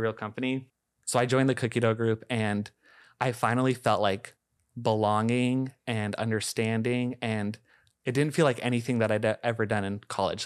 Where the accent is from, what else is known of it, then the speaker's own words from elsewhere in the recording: Shoreline, Washington, United States; I grew up in Shoreline